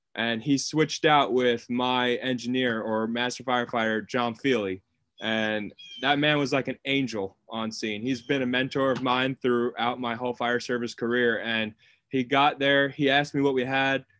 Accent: Long Island, New York, United States; moved away as an adult; now in Wilmington, United States; I'm originally from Long Island, New York. I moved down to Wilmington, North Carolina when I got hired

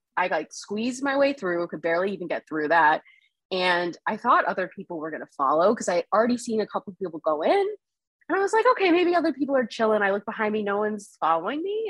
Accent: South Florida, United States; moved away as an adult; also born or lived in Nepal; now in Boston, United States; I grew up in South Florida and I moved to Boston five years ago

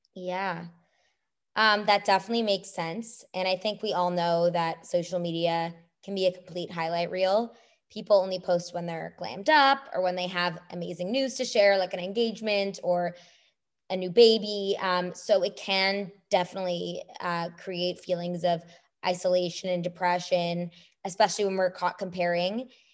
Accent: Canada; now in United States; I'm a Canadian

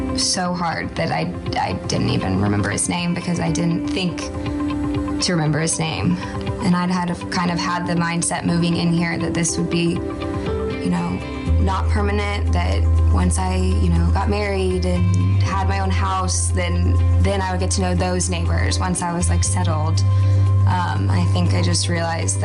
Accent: Austin, Texas, United States; I am from Austin, Texas

